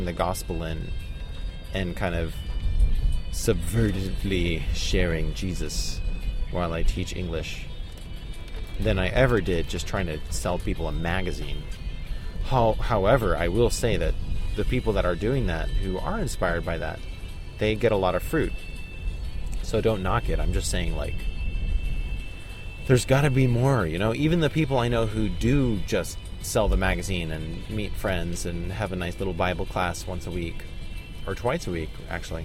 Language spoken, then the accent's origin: English; United States; now in Taiwan; I am really American